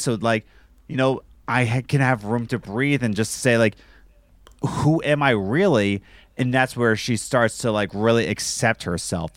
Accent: United States; I'm American

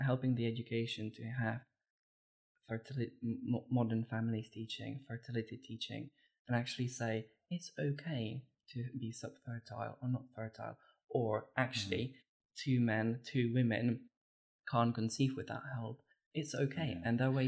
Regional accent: Czechia; moved away; I was born and brought up in the Czech Republic

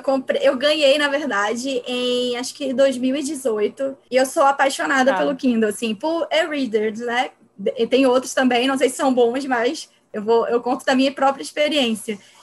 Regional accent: Pernambuco, Brazil; now in Rio de Janeiro, Brazil; Eu sou pernambucana, moro no Rio de Janeiro

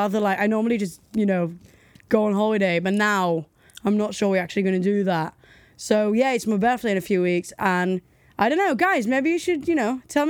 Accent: United States; I'm American.

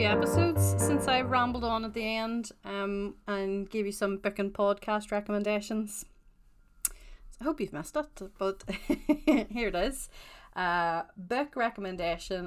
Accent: Northern Ireland, United Kingdom; I am also Northern Irish

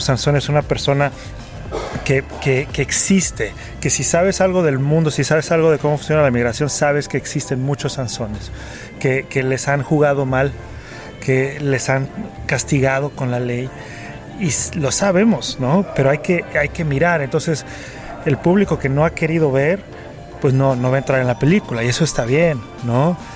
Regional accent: Mexico; para mí como mexicano

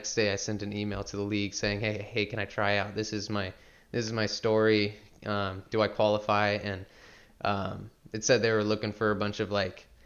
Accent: Salem, Oregon, United States; I was born and raised here in Salem, Oregon

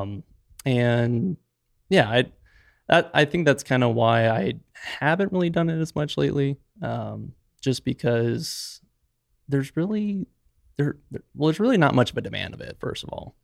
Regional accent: Gilbert, Arizona, United States; also born or lived in Moab, Utah; I was originally born and raised in Gilbert

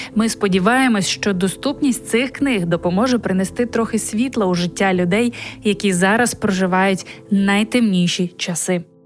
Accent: Ukraine; moved away as an adult; now in Poland; ми з України.

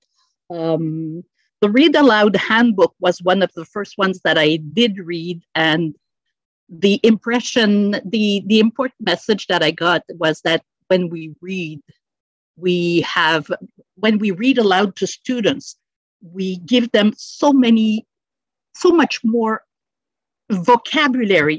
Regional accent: Montreal, Quebec, Canada; moved away as an adult; now in Sorel-Tracy, Canada; When I started working here in Sorel-Tracy, I was formerly from the West Island

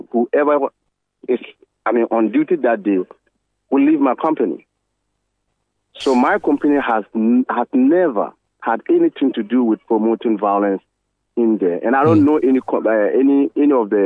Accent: Ghana; as a Ghanaian and a peace-loving Ghanaian

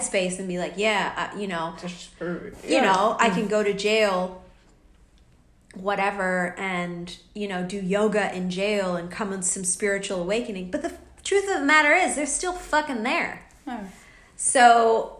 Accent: United States; now in Australia; I'm away from America. I'm in Australia

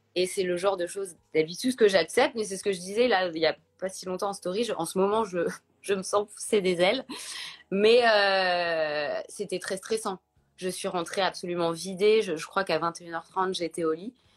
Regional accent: Paris, Île-de-France, France; je suis parisienne, j'ai 32 ans

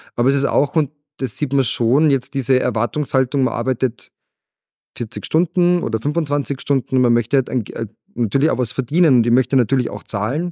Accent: Salzburg, Austria; es ist meine Heimat und ich habe gemerkt, egal wo ich auf der Welt war, ich habe überall sowas gesucht wie Salzburg

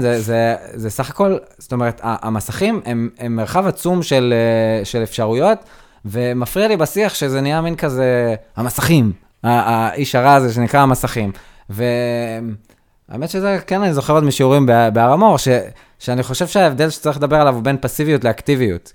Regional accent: Nir Galim, Southern District, Israel; כנער שגדל בניר גלים

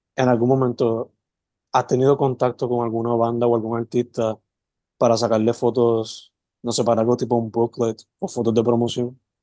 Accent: Sabana Grande, Puerto Rico; also born or lived in San Germán / Mayagüez; yo toda la vida me crié entre Semana Grande San Germán, visitando a mi abuela, Santa Isabel, estudiando en el colegio, Somayagüe

